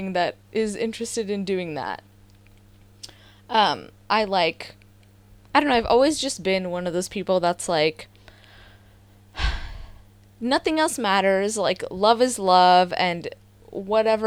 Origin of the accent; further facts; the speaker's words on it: the Bay Area, California, United States; I grew up in the Bay